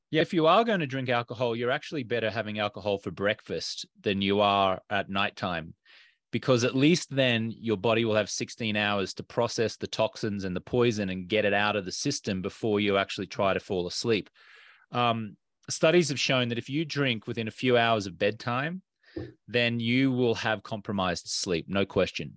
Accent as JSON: {"language": "English", "country": "Australia", "tie": "born or raised there", "moved": "as an adult", "lives_now": "United States", "said": "I'm an Australian American. And when I grew up in Australia"}